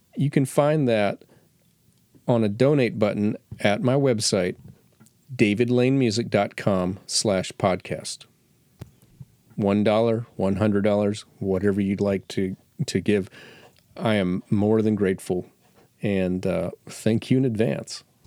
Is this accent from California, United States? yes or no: no; Florida, United States; I grew up in Florida